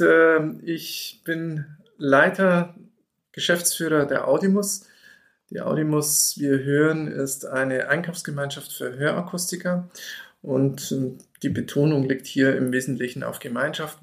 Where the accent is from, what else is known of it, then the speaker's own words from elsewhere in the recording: Allgäu, Bavaria, Germany; bei uns im Allgäu